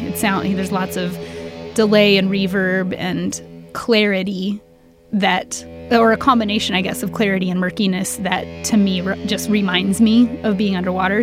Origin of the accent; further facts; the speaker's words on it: Tacoma, Washington, United States; I was born and raised in Tacoma. I don't foresee myself ever leaving Tacoma